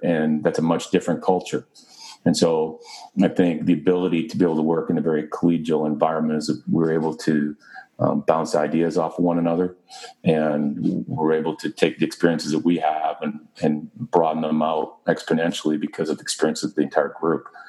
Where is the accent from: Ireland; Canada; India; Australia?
Canada; moved away as an adult; also born or lived in Britain; now in Arizona, United States; being Canadian